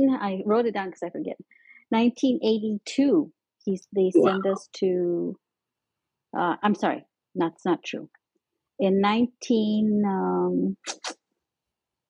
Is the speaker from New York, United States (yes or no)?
no; Montezuma, New Mexico, United States; also born or lived in Arizona / Pueblo, Colorado; I grew up in Montezuma, New Mexico. That's like about 20 miles north of Las Vegas, New Mexico, up in the mountains